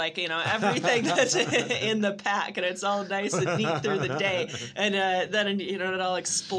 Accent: Michigan, United States; born there; also born or lived in Washington State; Well, I was born in Michigan, these days I just travel. And so most recently I was living in Washington State

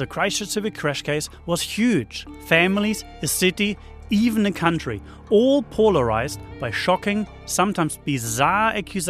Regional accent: Germany; moved away as an adult; now in New Zealand; Now, I mostly work as a filmmaker and you probably hear I'm not from here. I'm from Germany, but came here about 20 years ago.

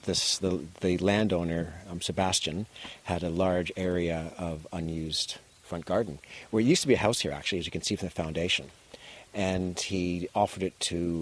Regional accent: Canada; moved away as an adult; also born or lived in New Zealand; now in Golden Bay, New Zealand; I'm Canadian originally. I came here just under 40 years ago

